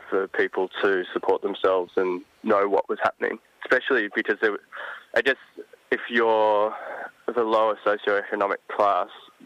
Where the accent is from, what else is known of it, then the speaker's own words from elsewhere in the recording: Melbourne, Victoria, Australia; I grew up in Melbourne